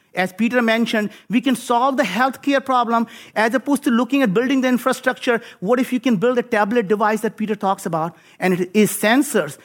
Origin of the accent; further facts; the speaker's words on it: India; moved away as an adult; now in United States; I grew up in India